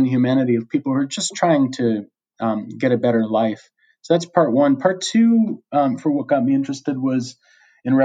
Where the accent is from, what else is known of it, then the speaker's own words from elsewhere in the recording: United States; moved away as an adult; now in Australia; In the U.S., which is my home country